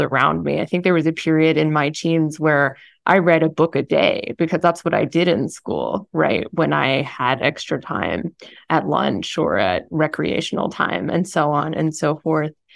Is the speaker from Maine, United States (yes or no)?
no; Columbia, Missouri, United States; I grew up in Columbia, Missouri